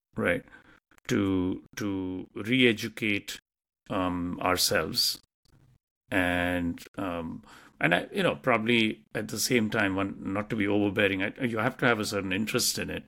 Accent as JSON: {"language": "English", "country": "India", "tie": "born or raised there", "moved": "as an adult", "lives_now": "United States", "said": "I came from India and what we learnt about the U S in terms of history, uh, when we were growing up"}